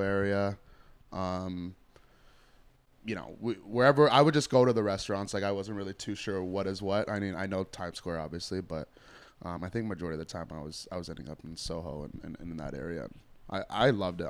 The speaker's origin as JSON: {"language": "English", "town": "Toronto", "region": "Ontario", "country": "Canada", "tie": "born or raised there", "said": "I grew up in Scarborough"}